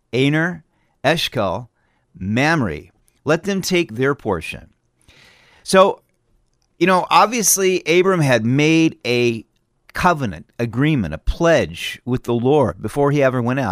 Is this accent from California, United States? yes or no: yes; California, United States; now in Idaho, United States; I'm from California